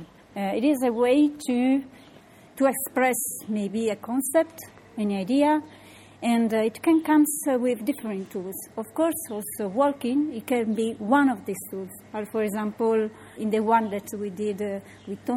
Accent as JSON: {"language": "English", "region": "Sardinia", "country": "Italy", "said": "I'm from Sardinia."}